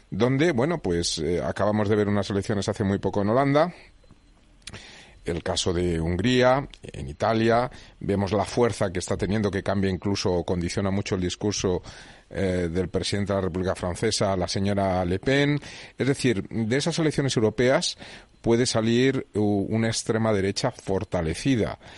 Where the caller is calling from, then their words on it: Ávila, Castile and León, Spain; Buenas noches, Pachi. … de Ávila.